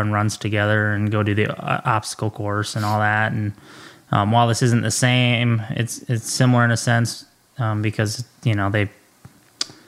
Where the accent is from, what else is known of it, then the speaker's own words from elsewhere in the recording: Minnesota, United States; I grew up in Sault Ste. Paul, Minnesota. It's a very small town, big hockey town